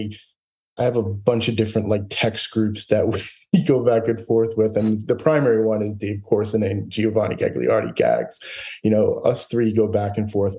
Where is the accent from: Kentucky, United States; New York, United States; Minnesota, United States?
New York, United States; Elmont; I grew up in Elmont, New York, in Long Island